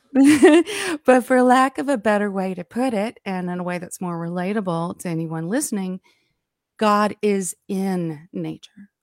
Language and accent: English; Alabama, United States; I grew up down here in Alabama